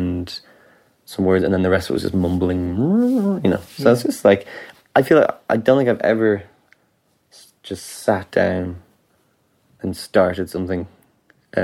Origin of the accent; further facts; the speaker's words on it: Ireland; as an Irish person